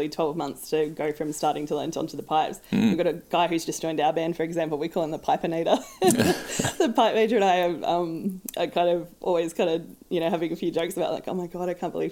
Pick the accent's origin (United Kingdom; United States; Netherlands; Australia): Australia; as an Australian